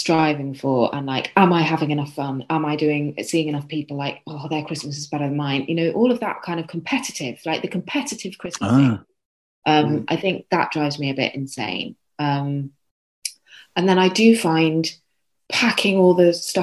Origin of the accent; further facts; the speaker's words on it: London, United Kingdom; now in Sheffield, United Kingdom; I'm actually from London, so I'm not authentic Yorkshire.